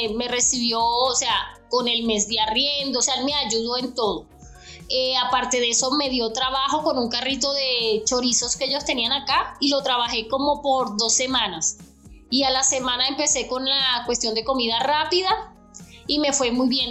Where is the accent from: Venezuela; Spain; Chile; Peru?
Venezuela; moved away as an adult; now in Bogotá, Colombia; yo vengo de Venezuela